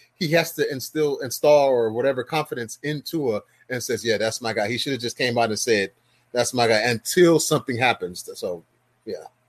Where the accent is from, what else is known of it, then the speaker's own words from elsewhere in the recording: Miami, Florida, United States; I live in Miami. I'm from Miami. Grew up in Miami.